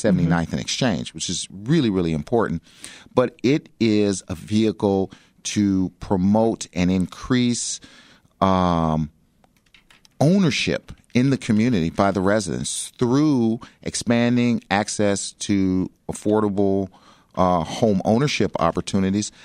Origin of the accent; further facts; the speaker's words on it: Chicago, Illinois, United States; I grew up in South Shore.